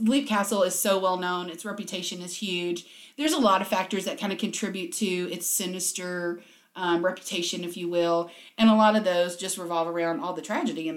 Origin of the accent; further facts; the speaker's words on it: Louisiana, United States; I grew up in Louisiana